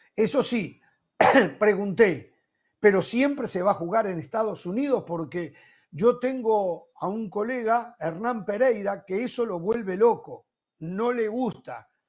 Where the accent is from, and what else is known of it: Uruguay